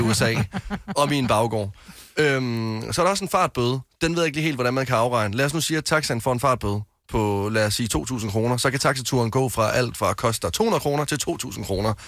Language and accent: Danish; West Jutland, Denmark; hjemme i Vestjylland